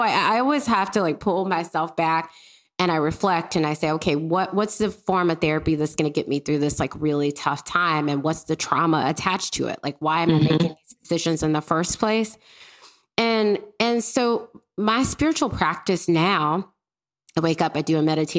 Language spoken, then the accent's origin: English; Mississippi, United States; I grew up in Mississippi.